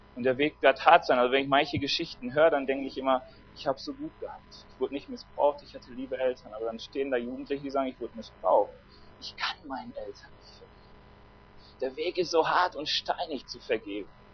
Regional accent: Germany; Ich bin Deutscher

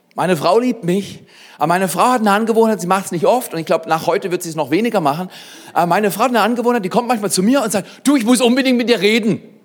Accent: Black Forest, Baden-Württemberg, Germany; bei uns im Schwarzwald

